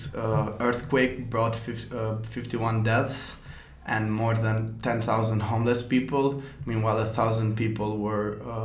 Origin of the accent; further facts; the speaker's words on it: Tirana, Tirana County, Albania; now in Mostar, Bosnia and Herzegovina; I'm from Albania, Tirana, the capital city, and I study in United World College in Mostar.